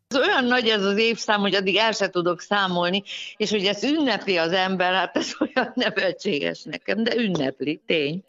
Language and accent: Hungarian; Budapest, Hungary; én háborús gyerek vagyok, szóval én a háború alatt születtem, és lebombázott Budapest volt a, az én első emlékem